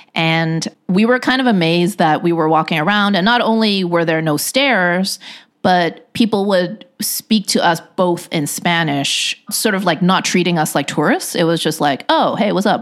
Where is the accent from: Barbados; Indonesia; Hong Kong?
Hong Kong; also born or lived in Shanghai, China; now in United States; When we went to Hong Kong, which, you know, as I mentioned, is my hometown